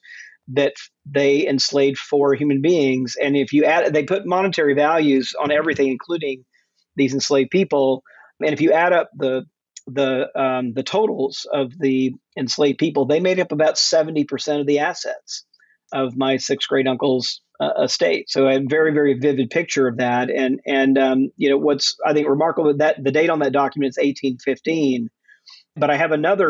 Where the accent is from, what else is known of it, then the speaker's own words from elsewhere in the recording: Jackson, Mississippi, United States; moved away as an adult; also born or lived in Fort Worth, Texas / Atlanta, Georgia / Macon, Georgia; I grew up mostly in Jackson, Mississippi